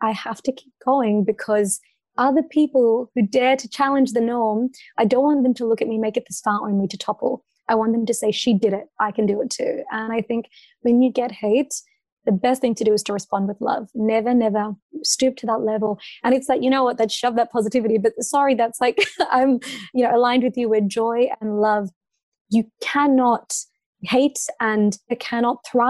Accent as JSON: {"language": "English", "country": "Australia", "said": "I've never been more proud to be Australian"}